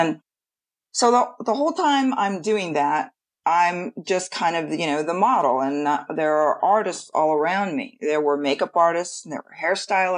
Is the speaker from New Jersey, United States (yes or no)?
no; San Antonio, Texas, United States; moved away as an adult; also born or lived in Los Angeles; I moved to LA from Texas originally, San Antonio.